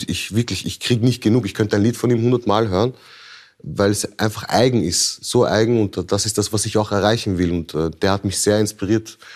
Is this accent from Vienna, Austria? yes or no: yes; Vienna, Austria; Ich, ich, ich bin in Wien geboren